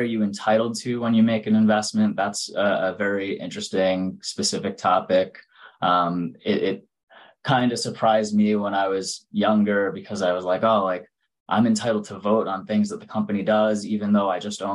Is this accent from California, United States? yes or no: no; Long Island, New York City area, United States; I'm originally from the New York City area, from out on Long Island. So I've lived here my whole life.